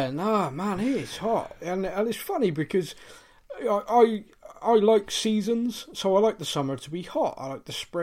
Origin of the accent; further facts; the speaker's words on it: Bristol, South West England, United Kingdom; I'm actually from Bristol, as if my accent didn't give that away